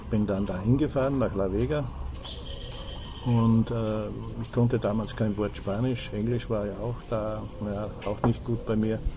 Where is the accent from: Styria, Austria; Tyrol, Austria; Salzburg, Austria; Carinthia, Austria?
Salzburg, Austria; Ja, ich, äh, ich, also ich bin Österreicher.